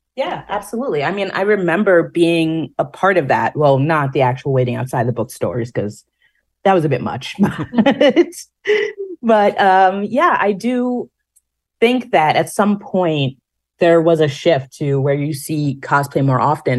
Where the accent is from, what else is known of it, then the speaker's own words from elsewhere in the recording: New York, United States; being a New Yorker